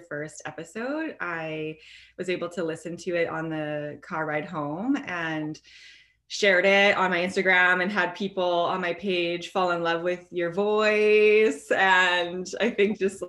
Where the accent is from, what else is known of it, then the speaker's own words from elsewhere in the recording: Portage la Prairie, Manitoba, Canada; I ended up finding a position in a long-term care in my hometown in Portage la Prairie